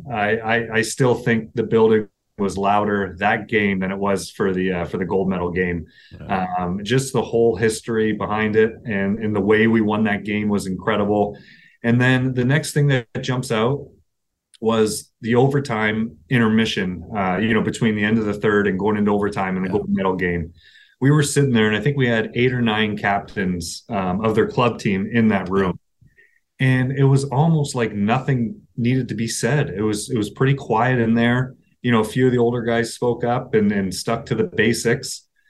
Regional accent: Toronto, Ontario, Canada; moved away as an adult; also born or lived in Brampton; now in Columbus, United States; growing up in Toronto

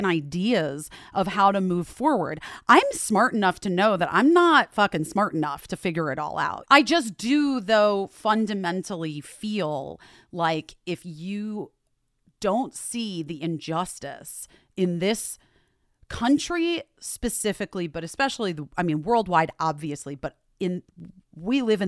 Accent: Scottsdale, Arizona, United States; also born or lived in Chicago; my dad's job got transferred to Arizona. We all went, obviously. And that was a big change. Like, it was a huge difference. And that's where I grew up

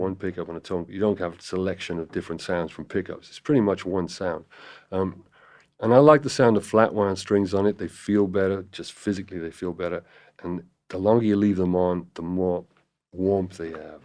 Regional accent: Cardiff, Wales, United Kingdom; moved away as an adult; also born or lived in London; now in Los Angeles, United States; I was born in Cardiff in Wales

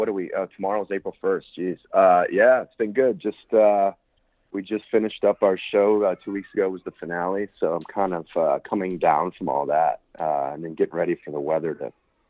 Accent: Chicago, Illinois, United States; also born or lived in Los Angeles; I was born and raised in Chicago, actually on the south side of Chicago. My Chicago story is kind of crazy. I just like grew up on the south side, went to high school on the north side, and then like lived downtown

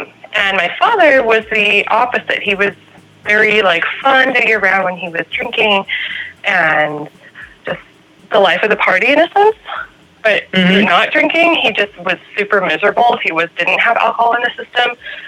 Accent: California, United States; I am from

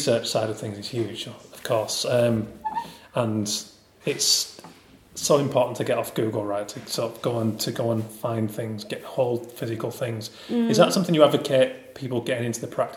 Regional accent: near Haworth, Yorkshire and the Humber, United Kingdom; moved away; I'm from West Yorkshire originally, I'm from a stone's throw from Haworth

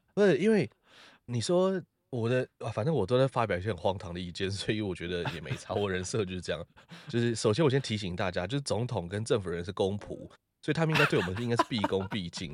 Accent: Taiwan; 我觉得我自己觉得我也是台湾人

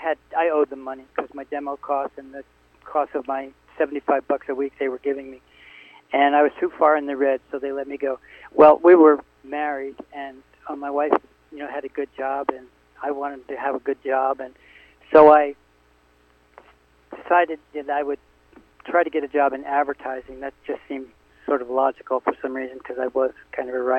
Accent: Connecticut, United States; I said, Connecticut

